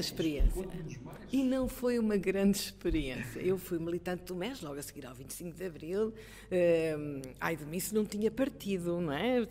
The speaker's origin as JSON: {"language": "Portuguese", "town": "Coimbra", "region": "Centro", "country": "Portugal", "said": "sou de Coimbra"}